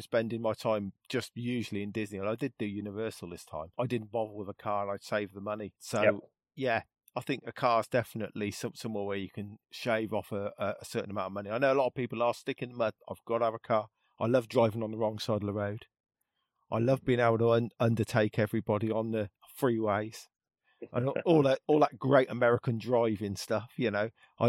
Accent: United Kingdom; And obviously, being a Brit, I thought I was on the wrong side of the road.

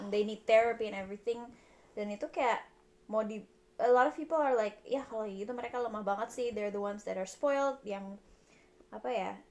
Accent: Indonesia; moved away as an adult; now in Coventry, United Kingdom; kita dari Indonesia

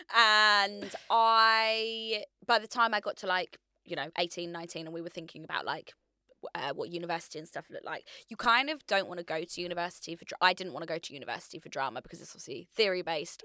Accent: Hertfordshire, East of England, United Kingdom; moved away as an adult; now in London, United Kingdom; I decide I wanna move to London, so I'm from Hertfordshire.

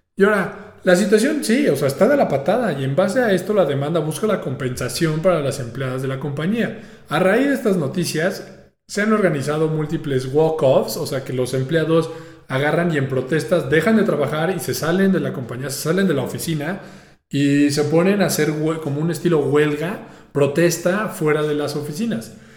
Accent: Mexico; como mexicano

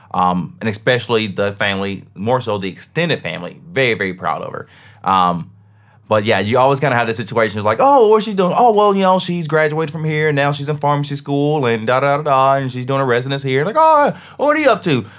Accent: Tennessee, United States; I'm from Tennessee.

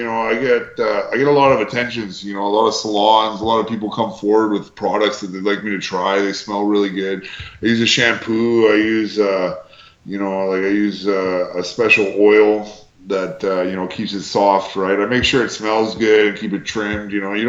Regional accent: Canada; like, you know, we're all Canadian talent, right?

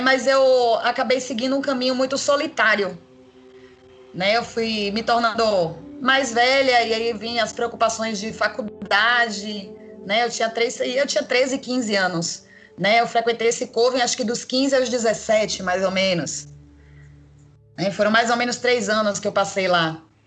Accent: Salvador, Bahia, Brazil; eu sou de Salvador, Bahia

